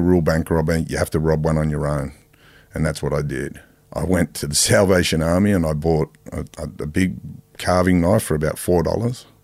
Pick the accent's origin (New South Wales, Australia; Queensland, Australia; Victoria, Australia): New South Wales, Australia; Sydney; Growing up in Mount Druitt